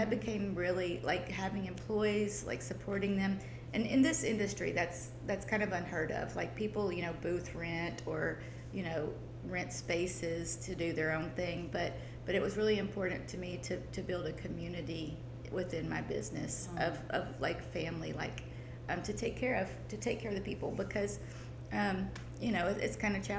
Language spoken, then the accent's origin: English; Nashville, Tennessee, United States; moved away as an adult; also born or lived in Germany; now in Crestview, United States; so I'm originally from Nashville, Tennessee. I'm born and raised there, and we lived kind of, you know, in and out of Nashville, but mostly in Nashville.